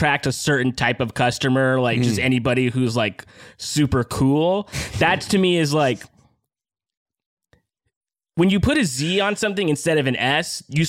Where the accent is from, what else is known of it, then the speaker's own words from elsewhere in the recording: Detroit, Michigan, United States; I grew up in the great city of Detroit, Michigan, of course.